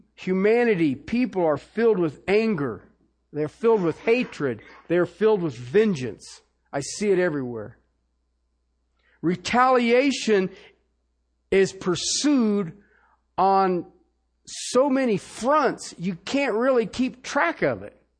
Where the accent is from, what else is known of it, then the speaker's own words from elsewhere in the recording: Ohio, United States; I grew up in Ohio